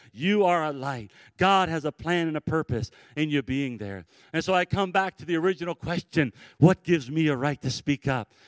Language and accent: English; Cleveland, Ohio, United States; I grew up in the Cleveland, Ohio area